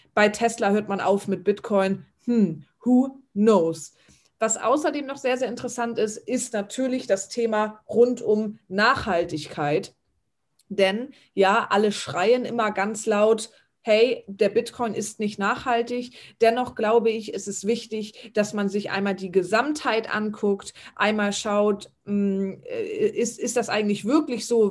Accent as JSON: {"language": "German", "country": "Germany", "said": "hier bei uns in Deutschland"}